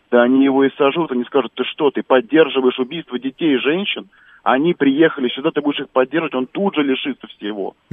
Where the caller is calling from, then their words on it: Moscow, Russia; я из Москвы.